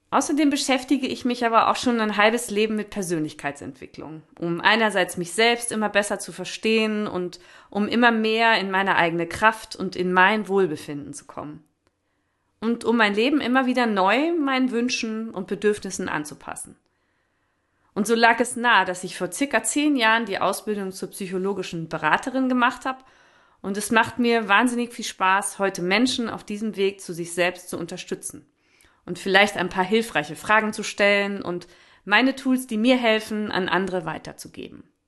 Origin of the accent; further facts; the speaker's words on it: Northern Germany, Germany; moved away as an adult; also born or lived in Vienna, Austria; now in near Vienna, Austria; Ursprünglich bin ich aus Norddeutschland